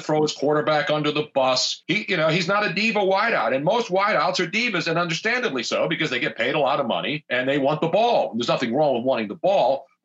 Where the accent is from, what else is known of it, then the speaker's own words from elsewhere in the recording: East Coast, United States; also born or lived in Los Angeles, California; I grew up in the East Coast where we have the seasons.